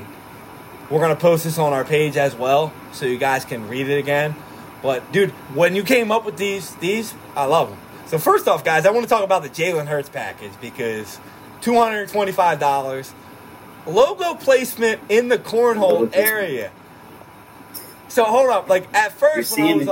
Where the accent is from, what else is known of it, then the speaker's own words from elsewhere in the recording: Philadelphia, Pennsylvania, United States; also born or lived in Florida; we're from Philadelphia